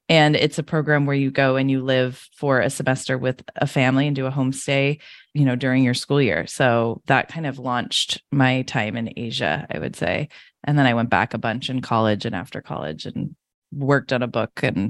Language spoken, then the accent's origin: English; New Hampshire, United States; also born or lived in Michigan / China / Singapore / Costa Rica; now in San Francisco, United States; I was born in Michigan, have never really been back there, but I grew up in New Hampshire and have lived in China, Singapore, Costa Rica, France, and Los Angeles.